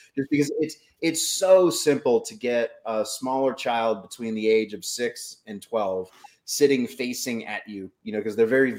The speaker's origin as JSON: {"language": "English", "town": "New Orleans", "region": "Louisiana", "country": "United States", "also_born_or_lived": "San Diego", "moved": "yes", "lives_now": "Upper Valley, Vermont, United States", "said": "I'm from New Orleans."}